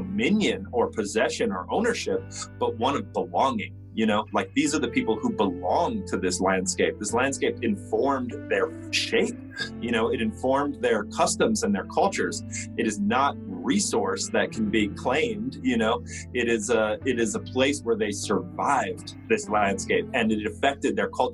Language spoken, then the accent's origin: English; Northern Plains, United States; now in New Mexico, United States; I'm from the Northern Plains. I live here in New Mexico.